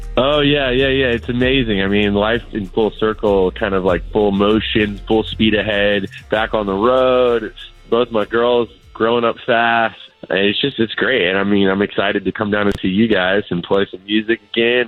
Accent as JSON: {"language": "English", "region": "Florida", "country": "United States", "tie": "born or raised there", "moved": "yes", "said": "come back home to my home state of Florida"}